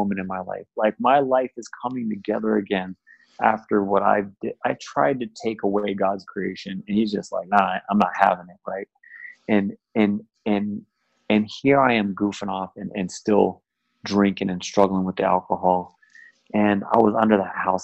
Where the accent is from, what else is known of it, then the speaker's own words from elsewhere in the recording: San Jose, California, United States; moved away as an adult; now in Southern California, United States; I was born and raised in the Bay